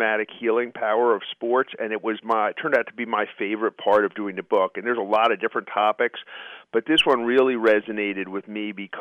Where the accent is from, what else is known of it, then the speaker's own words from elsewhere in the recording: New York City, New York, United States; I grew up in Queens, New York, as a Mets fan